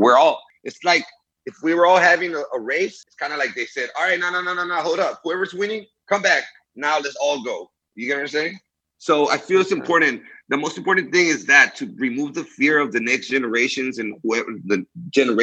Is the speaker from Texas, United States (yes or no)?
yes; Houston, Texas, United States; English is a second language; also born or lived in Monterrey, Mexico / Laredo, Texas; I grew up in Houston